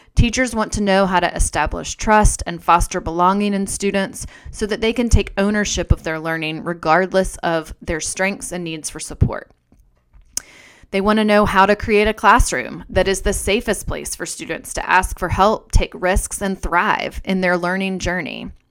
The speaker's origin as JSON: {"language": "English", "region": "North Carolina", "country": "United States", "tie": "born or raised there", "said": "I was a girl growing up in North Carolina"}